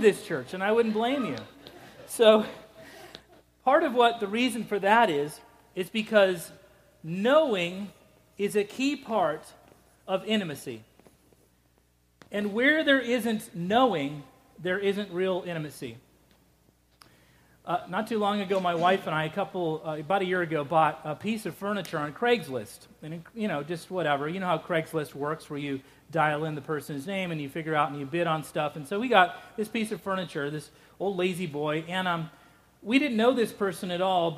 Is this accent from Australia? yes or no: no; Scotland, United Kingdom; moved away; I'm Scottish, and Scottish people barely even do it.